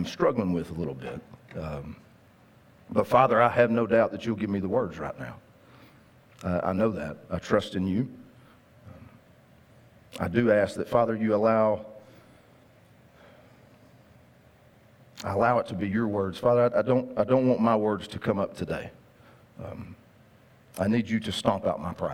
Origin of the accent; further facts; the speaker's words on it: Linden, Texas, United States; When I was a kid, growing up in Cass County, Texas, amen, my dad, we lived in Linden